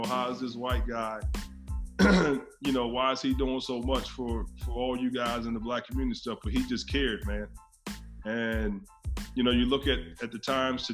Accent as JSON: {"language": "English", "town": "Baltimore", "region": "Maryland", "country": "United States", "tie": "born or raised there", "moved": "as an adult", "lives_now": "Irvine, United States", "said": "I'm originally from Baltimore. Grew up in Baltimore"}